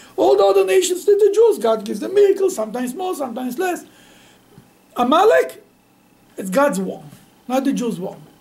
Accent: Bnei Brak, Tel Aviv District, Israel; I grew up in Bnei Brak.

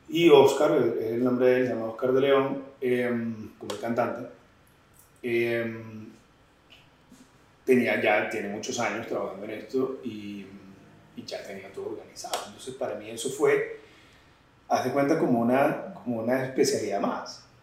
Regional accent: Venezuela; now in Colombia; llegué como venezolano. Eh, saqué mis visas de estudiante, estuve acá el tiempo de residencia

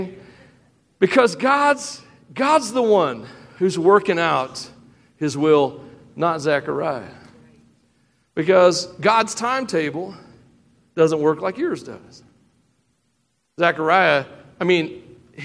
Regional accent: Tennessee, United States; I am from Tennessee

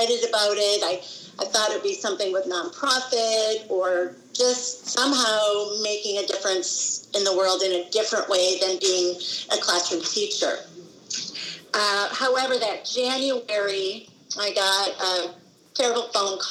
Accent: Wisconsin, United States; moved away as an adult; I grew up in Wisconsin in the United States.

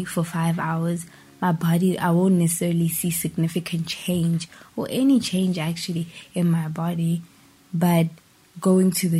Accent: Pretoria, Gauteng, South Africa; I am from South Africa, born and raised in Pretoria. Still live in Pretoria.

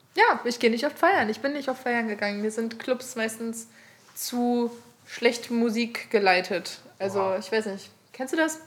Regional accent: Aurich, Lower Saxony, Germany; ich bin ja im Kaff aufgewachsen, Aurich, Ostfriesland

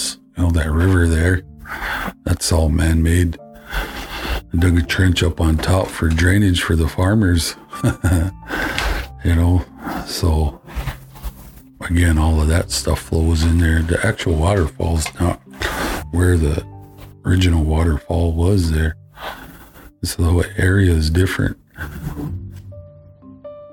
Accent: Flandreau, South Dakota, United States; I'm from Flandreau, South Dakota

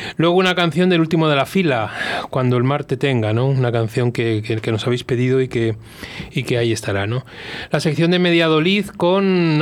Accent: Velilla del Río Carrión, Castile and León, Spain; moved away; Yo nací en Belilla del Río Carrión

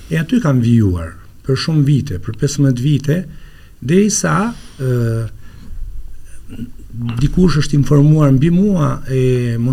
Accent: Laç, Lezhë County, Albania; unë jam lindur e rritur në Laç

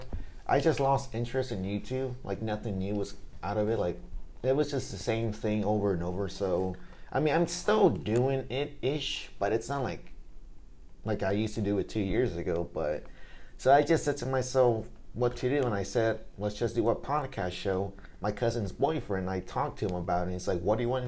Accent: Austin, Texas, United States; we're from Austin, Texas

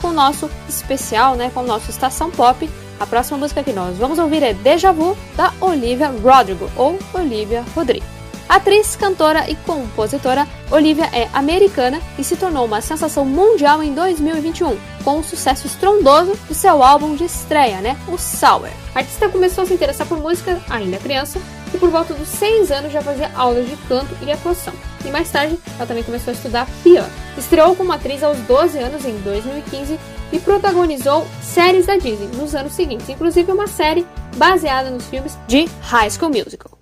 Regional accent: Passo Fundo, Rio Grande do Sul, Brazil; minha cidade natal, né, que é Passo Fundo.

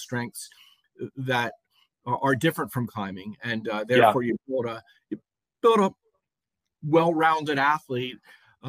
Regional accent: Lancaster, Pennsylvania, United States; I grew up in Lancaster, Pennsylvania, where I still live

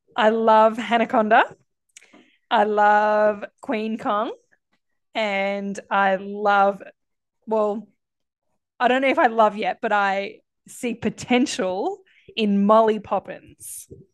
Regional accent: Australia; being an Aussie

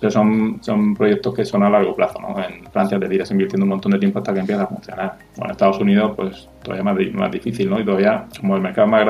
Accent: Region of Murcia, Spain; accent: Murcian; Disculpa mi acento murciano.

